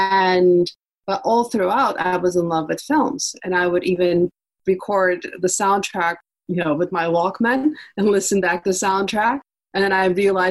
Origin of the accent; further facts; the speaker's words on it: Istanbul, Turkey; I grew up in Istanbul in the 80s.